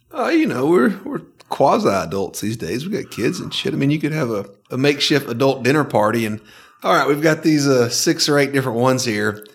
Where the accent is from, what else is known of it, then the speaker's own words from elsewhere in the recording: Northwest Georgia, United States; growing up in Northwest Georgia